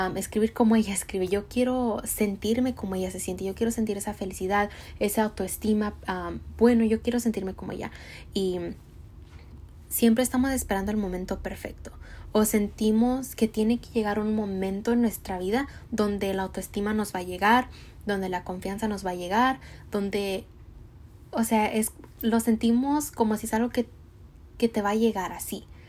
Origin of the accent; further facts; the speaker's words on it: Mexico; soy mexicana